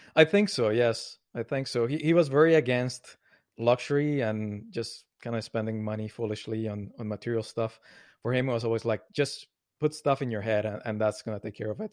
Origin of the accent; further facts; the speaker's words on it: Colombia; now in Montreal, Canada; I grew up in Colombia, South America. I live now in Montreal